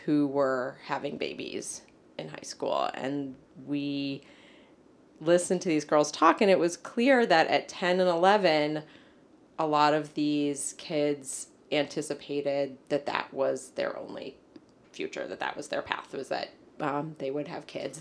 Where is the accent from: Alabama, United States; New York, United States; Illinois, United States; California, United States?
Illinois, United States; Chicago; growing up in Chicago, and specifically in Hyde Park on the south side of Chicago